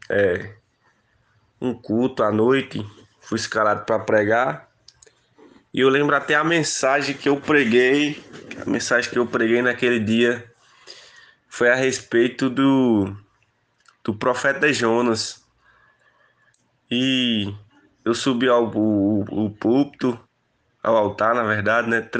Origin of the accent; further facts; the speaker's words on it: Barra do Tarrachil, Bahia, Brazil; now in Petrolina, Brazil; vim de Barra do Tarraxil em direção à Petrolina, fiz o seminário teológica